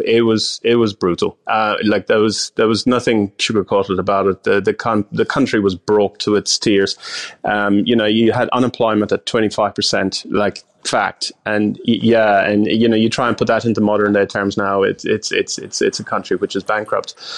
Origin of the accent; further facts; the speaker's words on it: Ireland; moved away; I'm from overseas, I'm from Ireland